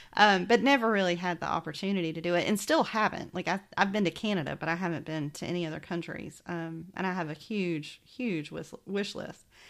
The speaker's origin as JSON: {"language": "English", "town": "Macon", "region": "Georgia", "country": "United States", "tie": "born or raised there", "accent": "Southern", "moved": "yes", "said": "my accent was hysterical to people who were not from Macon, Georgia"}